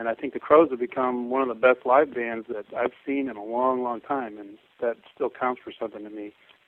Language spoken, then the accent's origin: English; Chicago, Illinois, United States; I'm from Chicago